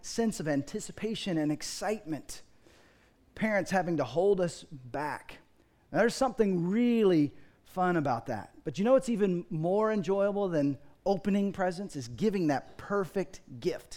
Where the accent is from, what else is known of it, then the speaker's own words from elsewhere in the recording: Dallas, Texas, United States; I grew up in Dallas, Fort Worth